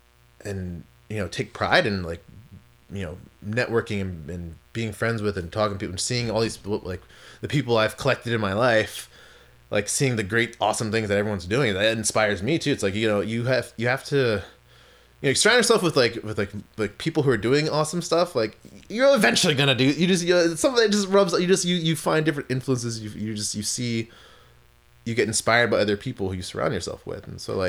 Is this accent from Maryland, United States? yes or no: yes; Maryland, United States; also born or lived in California; because when I lived in California, people always thought I was either from like San Francisco or San Diego. I'm like, no, I'm from Maryland.